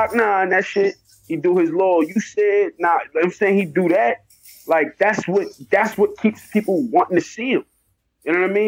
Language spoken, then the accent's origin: English; New York, United States; I'm from New York